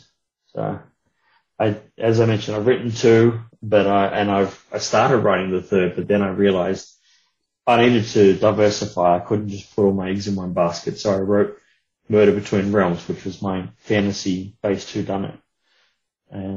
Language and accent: English; Australia; being of Australian origin